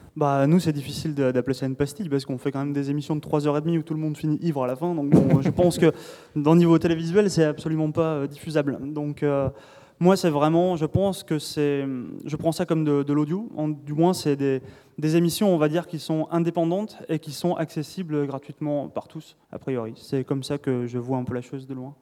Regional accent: south of France, France; je viens du sud de la France

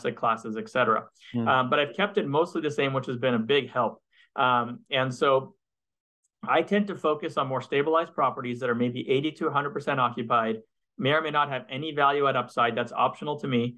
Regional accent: Montreal, Quebec, Canada; moved away as an adult; now in United States; I'm originally from Montreal, and I spent half my life in Montreal, and I moved to the US, you know, maybe 20 years ago

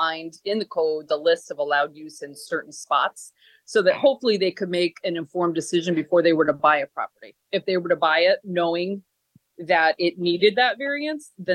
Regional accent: Troy, New York, United States; I grew up in Troy, actually in District 3

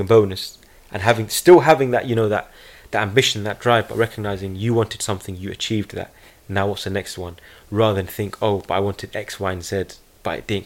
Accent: United Kingdom; being a British Palestinian voice

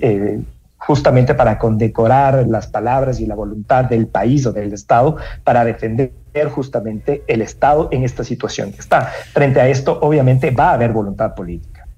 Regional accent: Ecuador; como ecuatorianos

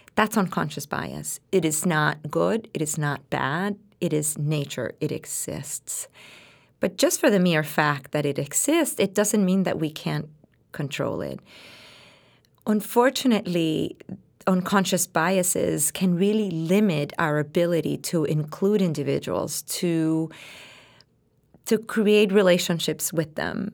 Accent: Puerto Rico; English is a second language; now in United States; I came from Puerto Rico

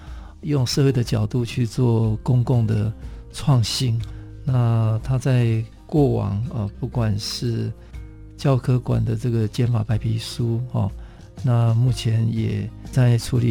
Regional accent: Taitung County, Taiwan; 在我的故乡哈台东

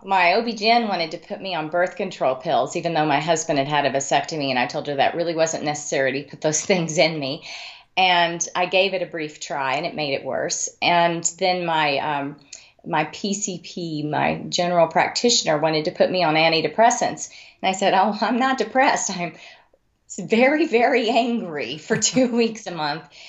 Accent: Amarillo, Texas, United States; also born or lived in Wyoming; I grew up in Amarillo, Texas

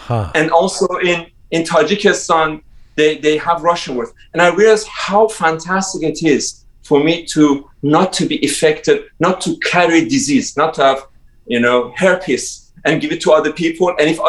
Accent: Tehran, Tehran Province, Iran; English is a second language; now in London, United Kingdom; I was a kid from Tehran with big dreams about changing the world

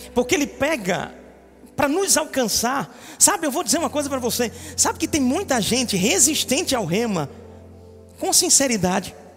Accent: Recife, Pernambuco, Brazil; Mas eu sou de Recife

